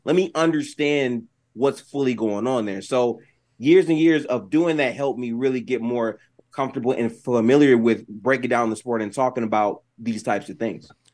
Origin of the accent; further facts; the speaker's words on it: Detroit, Michigan, United States; I grew up specifically in Detroit, Michigan